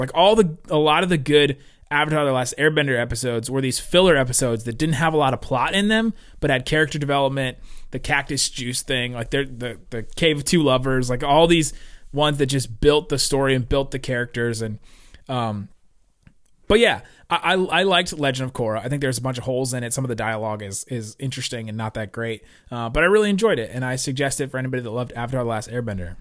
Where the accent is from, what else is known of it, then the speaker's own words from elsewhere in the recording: Cincinnati, Ohio, United States; also born or lived in Los Angeles, California; I grew up in Cincinnati